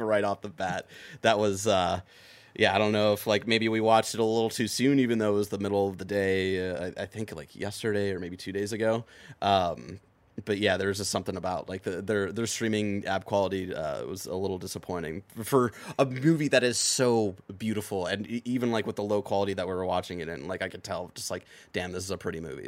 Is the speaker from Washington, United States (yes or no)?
no; Lakewood, Ohio, United States; my hometown, Lakewood